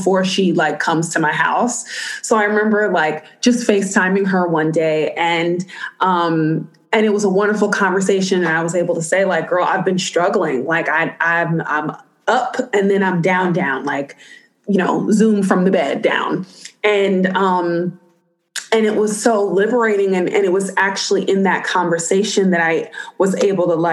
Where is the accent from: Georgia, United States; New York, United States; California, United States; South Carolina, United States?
New York, United States; New York City; as a native New Yorker